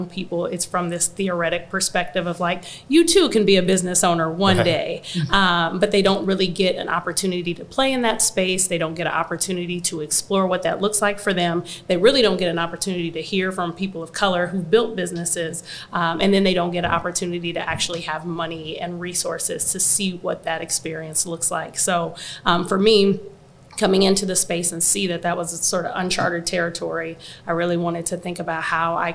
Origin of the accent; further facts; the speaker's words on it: Quincy, Illinois, United States; also born or lived in Chicago; I'm initially from Quincy, Illinois, so there wasn't a ton of opportunity or exposure or really anything there